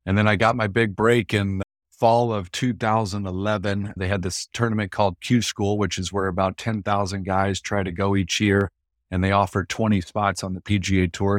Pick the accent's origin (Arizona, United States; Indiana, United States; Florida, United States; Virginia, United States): Arizona, United States; Mesa; I grew up out here in East Mesa, Phoenix, Arizona